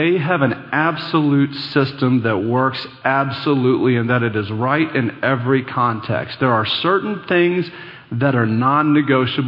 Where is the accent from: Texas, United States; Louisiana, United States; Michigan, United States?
Texas, United States; Dallas; I grew up here in Dallas